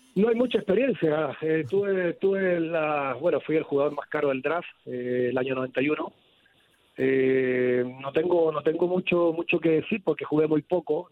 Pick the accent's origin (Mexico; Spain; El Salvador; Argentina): Mexico; Morelia, Michoacán; moved away as an adult; now in Calama, Chile; estaré estaré en mi tierra